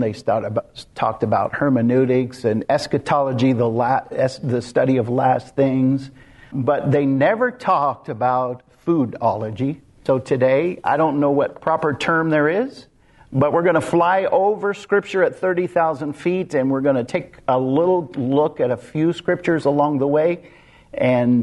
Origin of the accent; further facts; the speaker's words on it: Kansas, United States; I grew up in Kansas, out in the middle of nowhere, literally nowhere.